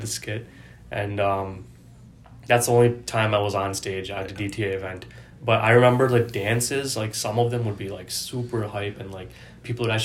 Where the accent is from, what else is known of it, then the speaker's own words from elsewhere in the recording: Farmington, Michigan, United States; I grew up in Farmington